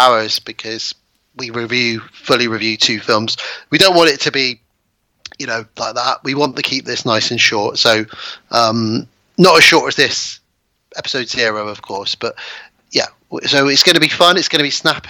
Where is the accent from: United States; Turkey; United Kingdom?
United Kingdom; Bristol, South West England; my hometown of Bristol